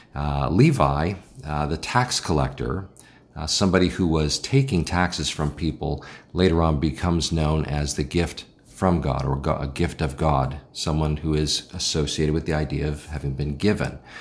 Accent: Chicago, Illinois, United States; I'm from Chicago

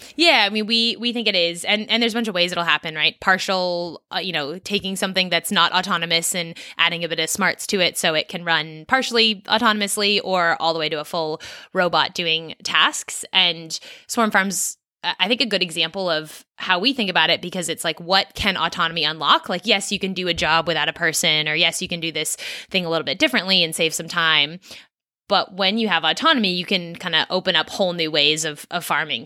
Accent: Silicon Valley, California, United States; moved away as an adult; also born or lived in East Coast of the US / Australia; I grew up in California, actually, and, uh, in the tech world, so in Silicon Valley

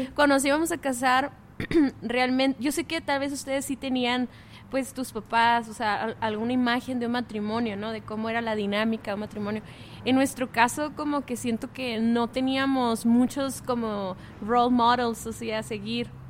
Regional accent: Mexicali, Baja California, Mexico; nosotros venimos de Mexicali

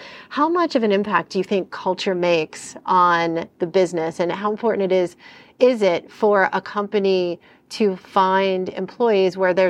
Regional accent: Pittsburgh, Pennsylvania, United States; also born or lived in New Jersey / New York; I grew up in Pittsburgh, New Jersey, and New York and never came in front of a Del Taco.

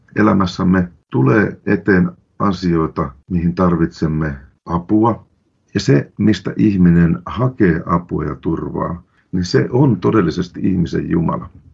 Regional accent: Lapland, Finland; Minä olen lähtöisin ja syntyjäni Lapista.

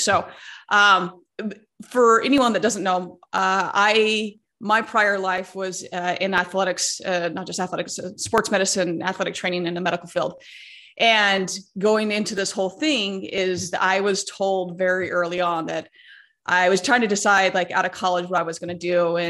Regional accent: West Coast, United States; I grew up on the West Coast. I've lived a lot of places, but I was born on the West Coast

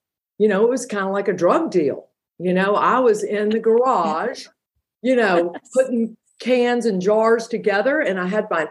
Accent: Georgia, United States; I'm from Georgia

